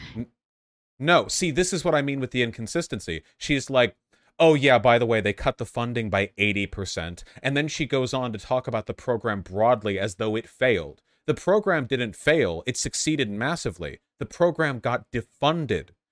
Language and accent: English; Los Angeles, California, United States; I grew up in Los Angeles.